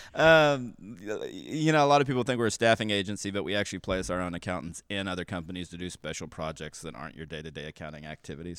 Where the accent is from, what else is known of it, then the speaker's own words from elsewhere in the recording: Kansas City, United States; moved away as an adult; also born or lived in Pittsburg, Kansas / Denton, Texas; I really grew up between Texas and Kansas. Uh, I was born in Pittsburgh, Kansas, lived there till I was three, and then moved to Dennis in Texas. And then we moved back to the suburbs of Kansas City when I was ten